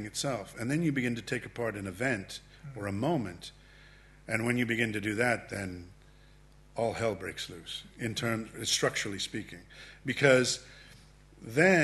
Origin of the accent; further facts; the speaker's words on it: San Francisco, California, United States; also born or lived in Medellin, Colombia; I was born in San Francisco, California, to a couple that had lived their whole lives in Medellin, Colombia